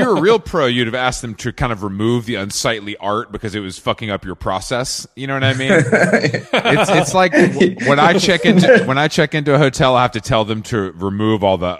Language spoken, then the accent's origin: English; the South, United States; I'm from the South